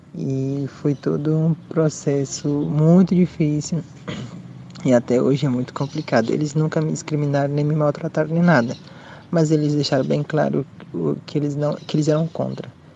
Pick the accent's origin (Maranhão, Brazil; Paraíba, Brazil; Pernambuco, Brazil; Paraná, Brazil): Maranhão, Brazil; now in Paraguay; eu sou do Maranhão, mas eu moro no Paraguai com minha família